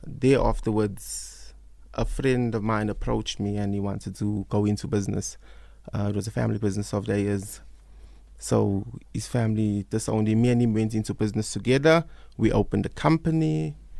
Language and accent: English; South Africa; growing up in Newlands, I mean, I had a fantastic time there